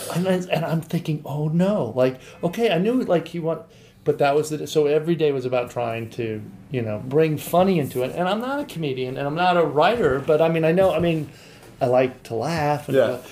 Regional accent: Santa Barbara, California, United States; I grew up in Santa Barbara

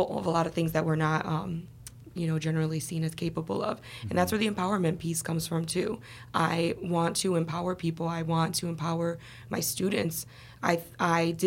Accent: Chicago, Illinois, United States; moved away as an adult; also born or lived in Los Angeles / Boston; I was born and raised in Chicago.

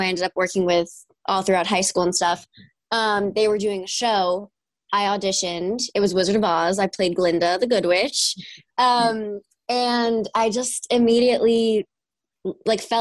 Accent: New York, United States; I'm from New York. I grew up in a little small town

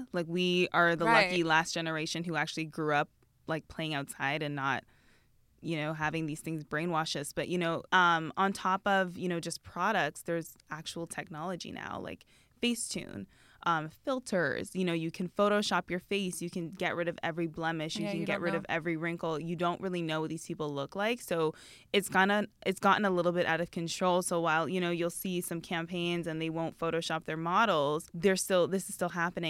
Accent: Canada; moved away; I am Canadian.

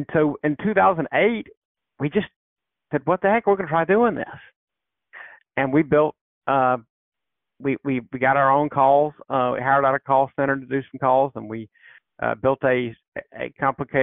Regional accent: South Carolina, United States; I grew up in South Carolina

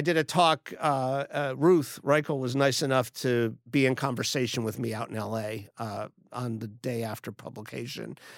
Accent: Miami, Florida, United States; moved away; I grew up in Miami, Florida

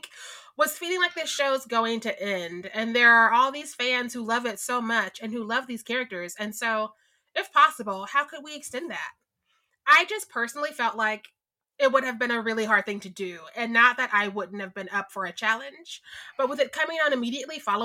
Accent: Missouri, United States; I'm from Missouri

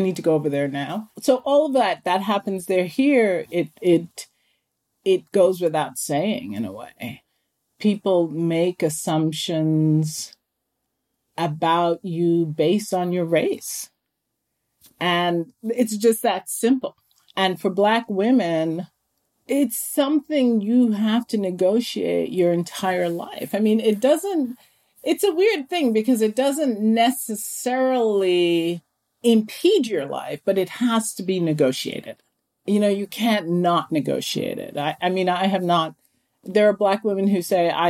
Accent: Jamaica; now in United States; I was born in Jamaica.

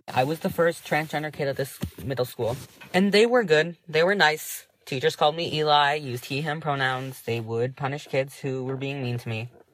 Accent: Massachusetts, United States; I'm 16 years old. I'm from Massachusetts

